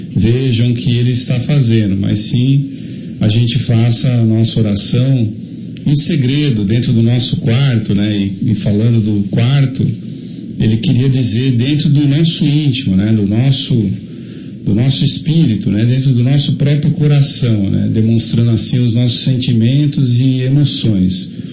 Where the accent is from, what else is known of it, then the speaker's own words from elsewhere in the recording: Jundiaí, São Paulo, Brazil; eu nasci a dois quarteirões da Faculdade de Medicina de Jundiaí.